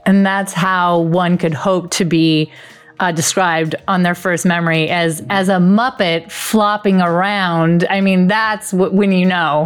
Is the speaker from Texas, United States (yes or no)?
no; Las Vegas, Nevada, United States; now in Los Angeles, United States; currently living in LA, but born and raised in Vegas